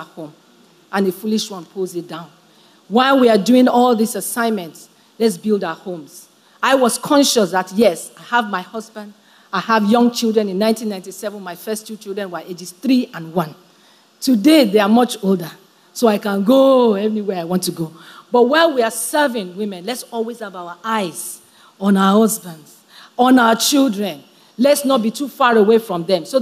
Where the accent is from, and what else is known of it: Nigeria